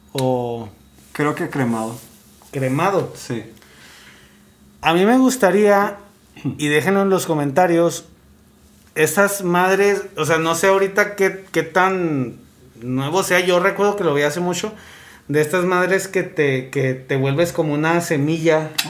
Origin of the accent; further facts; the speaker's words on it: Monterrey, Nuevo León, Mexico; Para decir, hey, yo soy de Monterrey